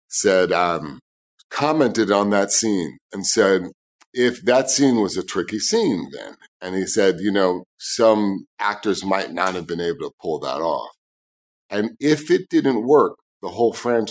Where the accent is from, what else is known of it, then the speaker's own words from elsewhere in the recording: New York City, New York, United States; I grew up in New York City